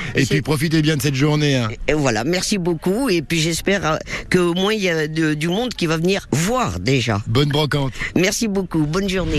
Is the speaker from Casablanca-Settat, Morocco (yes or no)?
yes; Casablanca, Casablanca-Settat, Morocco; moved away as an adult; now in France; je suis né à Casablanca, mais je suis venu en France, j'avais une vingtaine d'années